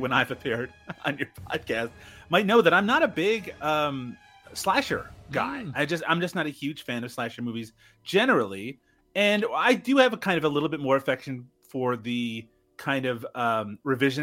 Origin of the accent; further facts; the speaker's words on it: Newfoundland and Labrador, Canada; I'm from Newfoundland